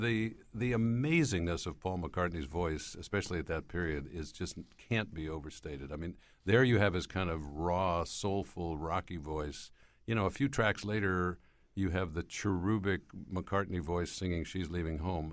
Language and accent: English; Schenectady, New York, United States; moved away; my hometown of Schenectady, New York